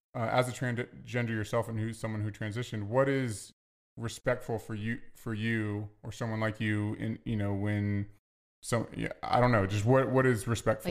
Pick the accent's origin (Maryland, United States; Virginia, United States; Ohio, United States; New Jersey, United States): Virginia, United States; I'm from the South, I say, "Yes, ma'am, yes, sir."